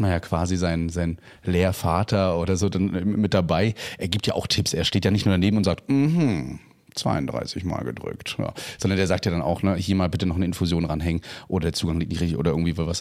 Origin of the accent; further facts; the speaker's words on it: Germany; bei uns in Deutschland